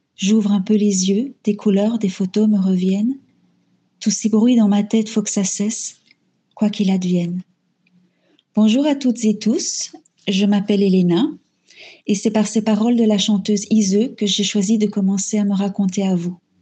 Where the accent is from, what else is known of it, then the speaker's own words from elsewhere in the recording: DR Congo; moved away as an adult; now in Belgium; Je suis née en Afrique centrale, en République démocratique du Congo. J'y ai vécu pendant 18 ans